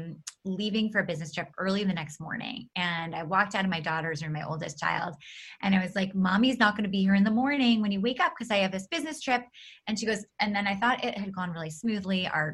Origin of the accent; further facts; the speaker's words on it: New York City, New York, United States; I grew up in New York City in an apartment building.